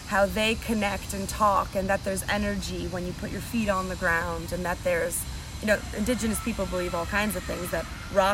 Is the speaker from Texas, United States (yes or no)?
no; New Jersey, United States; New Jersey.